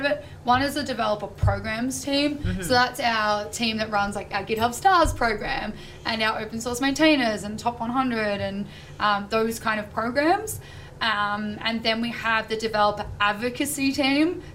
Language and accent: English; Australia; I'm from Australia